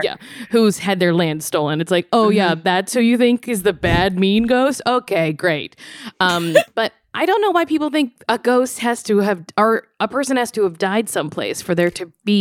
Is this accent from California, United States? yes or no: no; Louisiana, United States; moved away; also born or lived in New York; I am from Louisiana